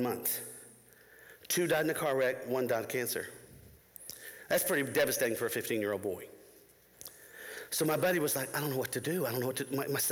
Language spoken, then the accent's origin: English; Florida, United States; moved away as an adult; now in Tennessee, United States; I grew up in Florida, right next to the mouse.